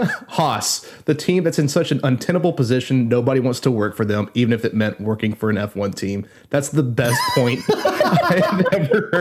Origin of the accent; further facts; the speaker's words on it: United States; even as an American